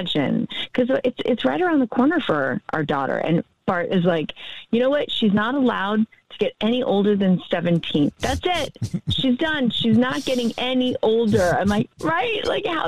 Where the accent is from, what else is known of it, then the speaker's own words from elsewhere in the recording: Powder Springs, Georgia, United States; moved away; my hometown